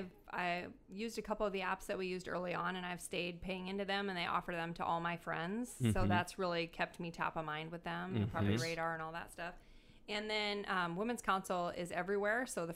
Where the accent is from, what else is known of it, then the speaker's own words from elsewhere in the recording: Iowa, United States; now in California, United States; We're originally from Iowa. I already told him, I said, we're going to we're from Iowa. We're flying from Iowa. We're not from California.